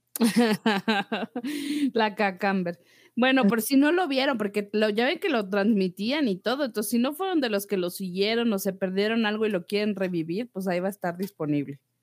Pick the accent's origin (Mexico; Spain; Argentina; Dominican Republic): Mexico; como mexicanos